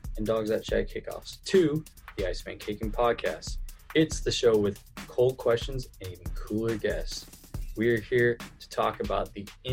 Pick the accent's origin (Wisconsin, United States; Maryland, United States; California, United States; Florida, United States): California, United States; Fresno; I'm from Fresno, California